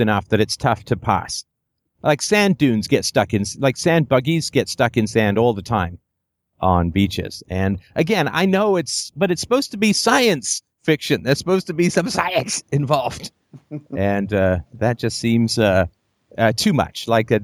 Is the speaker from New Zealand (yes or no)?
no; Ireland; I'm from Ireland